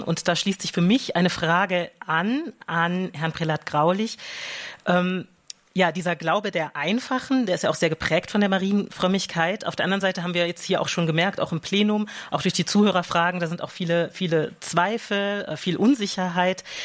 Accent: Rhineland, Germany; als Rheinländer

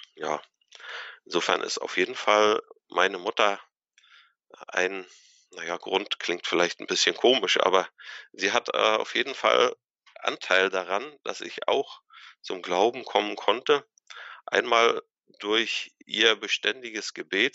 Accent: Anklam, Mecklenburg-Vorpommern, Germany; also born or lived in Kiel; Also ich bin 1976 hier in Antlam geboren und aufgewachsen

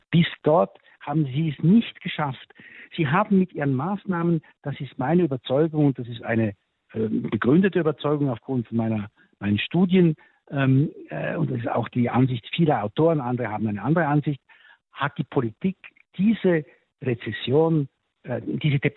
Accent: Switzerland; sogar meine Heimat, die Schweiz, äh, muss ich sagen

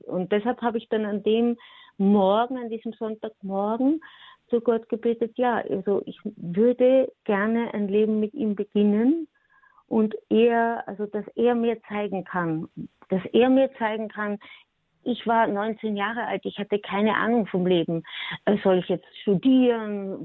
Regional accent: Austria; ich bin Österreicher und ich bin eine Frau

